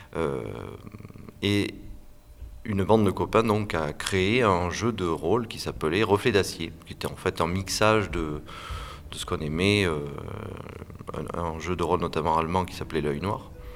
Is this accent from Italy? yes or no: no; Landes, Nouvelle-Aquitaine, France; also born or lived in Bordeaux / Pays Basque; je suis né dans les Landes et j'ai fait mes études à Bordeaux